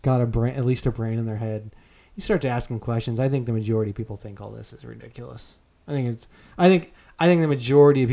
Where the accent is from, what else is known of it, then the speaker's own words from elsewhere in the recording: United States; moved away as an adult; now in Colorado, United States; Growing up in Washington